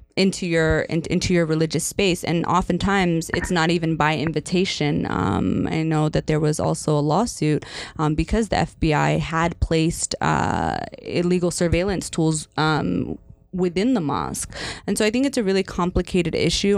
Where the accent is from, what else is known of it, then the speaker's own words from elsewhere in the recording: Northern Virginia, United States; now in Michigan, United States; I grew up in Northern Virginia uh, for part of my childhood